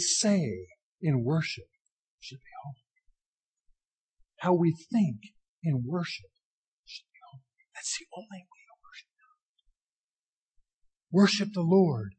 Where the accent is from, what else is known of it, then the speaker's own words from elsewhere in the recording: Washington, District of Columbia, United States; moved away; I grew up in Washington, D.C.